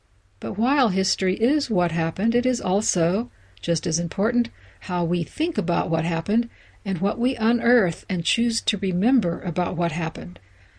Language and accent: English; Iowa, United States; including my home state of Iowa and my dad's home state of Mississippi.